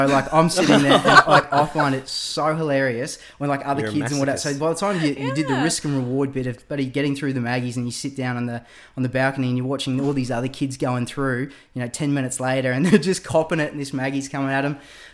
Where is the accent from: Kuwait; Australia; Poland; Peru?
Australia; Gold Coast, Queensland; So like growing up on the Gold Coast, there is an abundance of maggies like coming at you in the springtime, and I remember I used to ride to school.